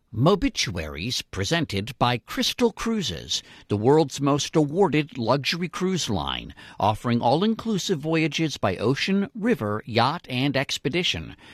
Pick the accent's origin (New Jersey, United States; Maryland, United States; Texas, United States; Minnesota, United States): Maryland, United States; I'm from Maryland